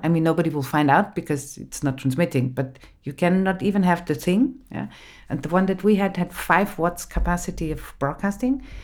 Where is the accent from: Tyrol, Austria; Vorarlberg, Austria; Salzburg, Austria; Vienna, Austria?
Tyrol, Austria; Innsbruck; English is a second language; moved away; also born or lived in Graz; I grew up in Innsbruck, in the western part of Austria.